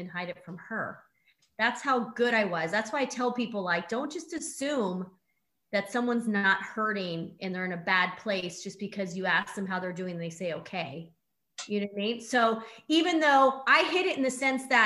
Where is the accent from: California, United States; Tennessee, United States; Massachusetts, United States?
California, United States; San Diego; I'm from San Diego